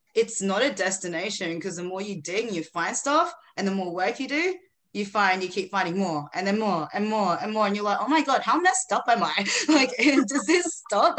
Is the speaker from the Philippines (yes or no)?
yes; Philippines; now in Australia; I was born in the Philippines originally. I'm in Australia now